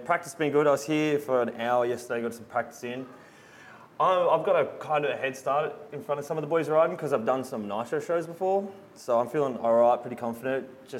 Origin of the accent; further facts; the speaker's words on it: Sydney, New South Wales, Australia; I'm from Sydney. In a small place called Padstow